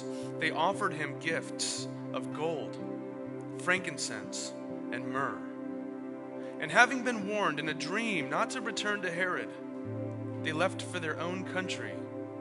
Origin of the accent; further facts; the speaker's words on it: San Diego, California, United States; moved away as an adult; also born or lived in San Francisco; After being born and raised in Ocean Beach, living up in San Francisco for 13 years